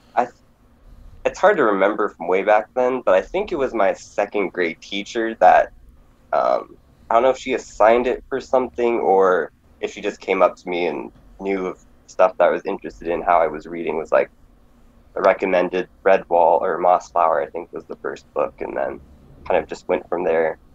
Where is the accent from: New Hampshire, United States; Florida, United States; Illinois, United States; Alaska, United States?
Alaska, United States; now in Lancaster, United States; I grew up in Alaska, so I'm uh, from the last frontier